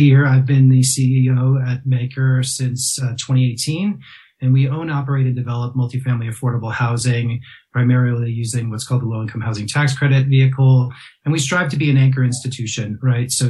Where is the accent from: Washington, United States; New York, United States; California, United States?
New York, United States; moved away; I grew up in New York